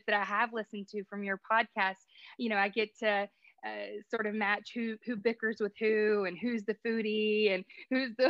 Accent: United States; as an American

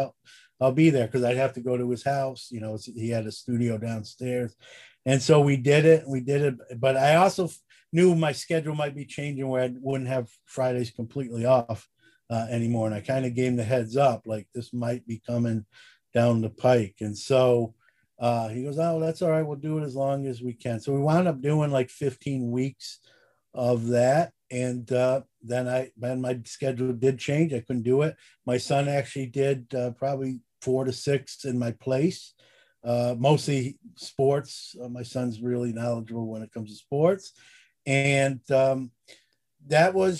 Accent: Syracuse, New York, United States; I'm from Syracuse

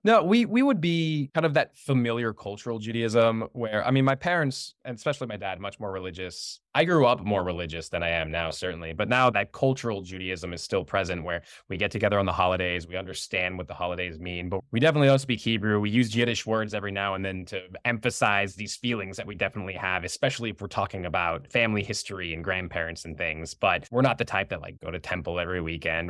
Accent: United States; I was born and raised here, my parents were born and raised here

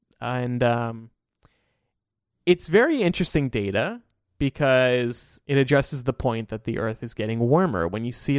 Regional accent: Medford, New Jersey, United States; born there; when I was born in 1989 in Medford, New Jersey.

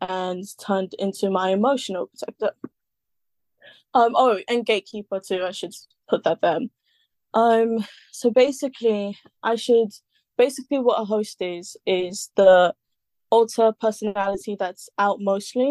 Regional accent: London, United Kingdom; I'm from London, as you guys can hear. I'm born and kind of raised

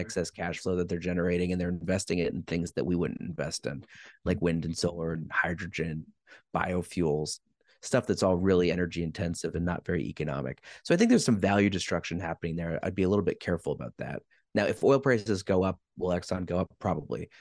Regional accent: Quebec, Canada; I'm from Quebec

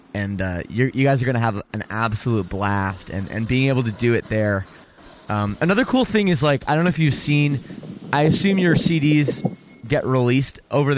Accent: Toronto, Ontario, Canada; I'm from Toronto.

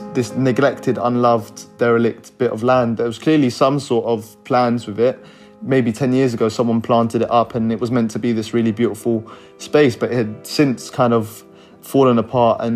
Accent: London, United Kingdom; I'm 23 and I'm from North Kensington

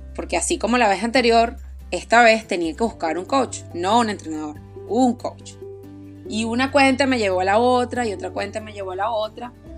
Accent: Aragua, Venezuela; moved away; soy venezolana, oriunda de Aragua

